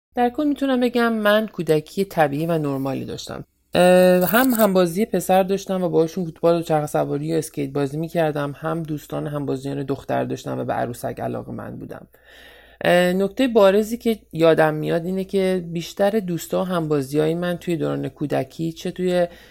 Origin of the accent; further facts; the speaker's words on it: Iran; moved away as an adult; now in United States; یک ایرانی مهاجر در ایالات متحده آمریکا